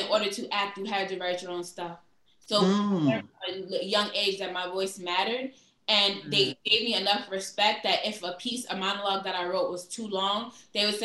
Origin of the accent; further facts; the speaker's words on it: New York City, New York, United States; I'm from Brooklyn. I'm from East New York